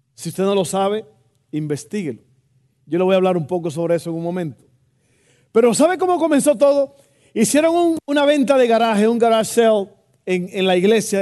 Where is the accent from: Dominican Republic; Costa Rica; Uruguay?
Dominican Republic; Santo Domingo; also born or lived in Texas; now in United States; cuando yo estaba creciendo allá en Santo Domingo